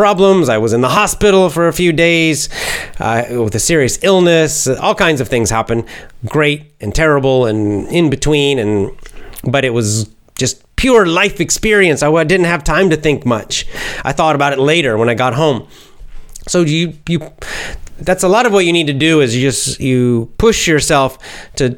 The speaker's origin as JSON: {"language": "English", "country": "United States", "said": "being an American"}